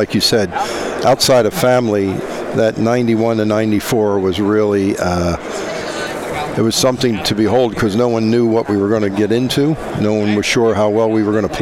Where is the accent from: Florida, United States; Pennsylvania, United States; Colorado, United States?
Pennsylvania, United States; outside of Philadelphia; moved away as an adult; also born or lived in West Virginia / Miami / Fort Lauderdale; I grew up outside of Philadelphia